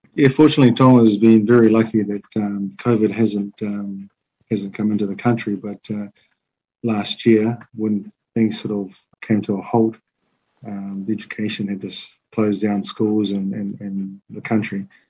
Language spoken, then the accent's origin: English; New Zealand; moved away as an adult; now in Tonga; I, I grew up in New Zealand, uh, lived my life there, and so I've, I've lived here 10 years now.